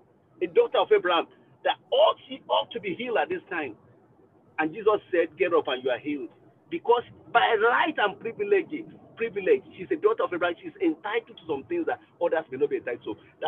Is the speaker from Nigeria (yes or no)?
yes; Nigeria; now in Liverpool, United Kingdom; I'm a Nigerian.